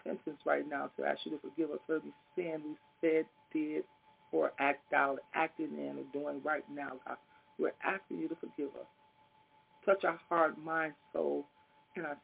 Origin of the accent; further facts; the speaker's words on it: Chicago, Illinois, United States; We moved to the west side at an early age, I'll say kindergarten, first grade, around that time. Anyway, we was raised up on the west side.